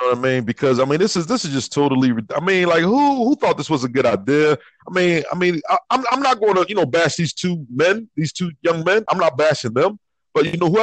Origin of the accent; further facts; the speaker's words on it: North Florida, United States; I'm from North Florida.